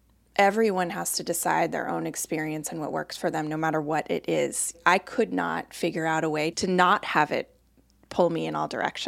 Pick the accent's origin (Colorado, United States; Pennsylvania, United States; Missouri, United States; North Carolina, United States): Colorado, United States; moved away as an adult; now in Boston, United States; I had never been here. I'd never been east of Chicago. I was from Colorado.